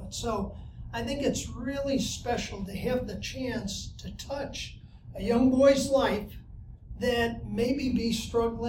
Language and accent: English; Buffalo, New York, United States; now in Indianapolis, United States; I grew up in Buffalo, New York, and everybody knows if you're from Buffalo, you know a lot about snow and ice